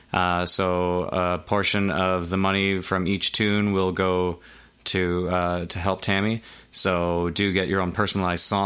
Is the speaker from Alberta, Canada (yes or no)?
no; North Bay, Ontario, Canada; we're from North Bay